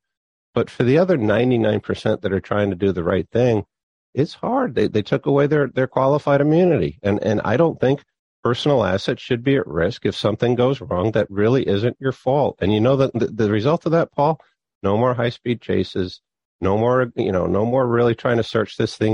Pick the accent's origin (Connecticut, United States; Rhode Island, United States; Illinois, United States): Connecticut, United States; New Haven; I grew up in New Haven, North Haven